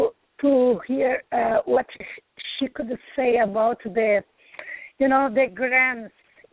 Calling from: New York, United States; coming from New York?

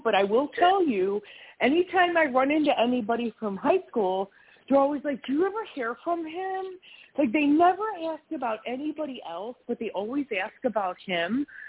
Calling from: Wisconsin, United States; hi, I'm in Wisconsin.

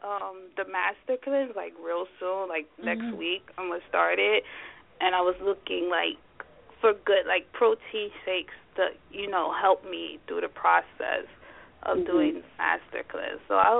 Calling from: Bronx, New York, United States; Bronx, New York.

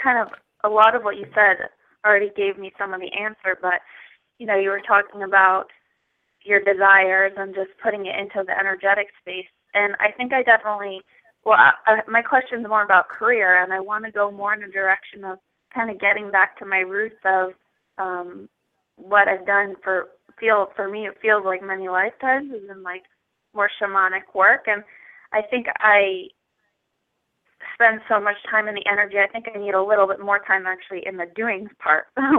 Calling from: Boston, Massachusetts, United States

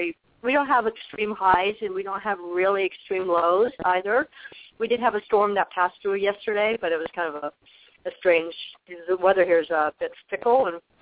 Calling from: Arizona, United States; in Arizona.

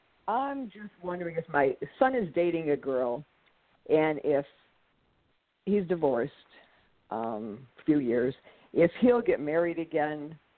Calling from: Joliet, Illinois, United States

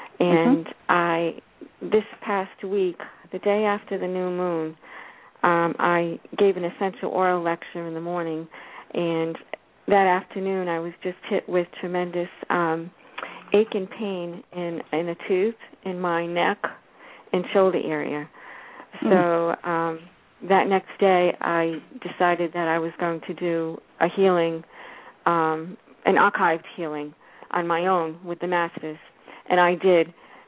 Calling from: West Palm Beach, Florida, United States; from West Palm Beach, Florida.

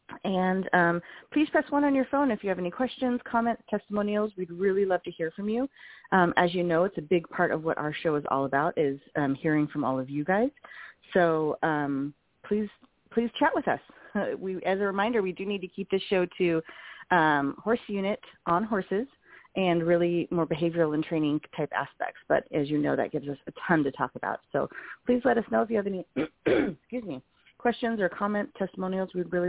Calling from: Portland, Oregon, United States; I'm calling you from Pacific Northwest, Portland area.

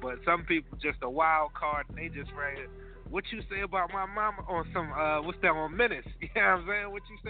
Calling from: Philadelphia, Pennsylvania, United States; I'm calling from South Philly. Y'all already know, man. 24th Street, South Philly in the building always.

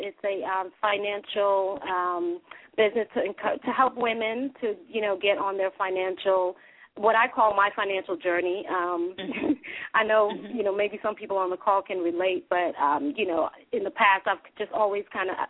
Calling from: Dallas, Texas, United States; Hey, this is … I'm calling from Dallas, Texas.

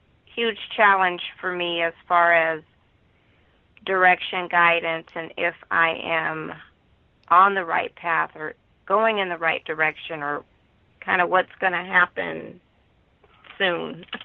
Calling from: Los Angeles, California, United States; …, calling from Los Angeles.

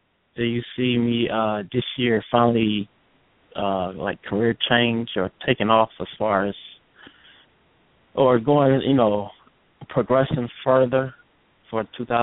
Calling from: Cleveland, Ohio, United States; calling. Cleveland

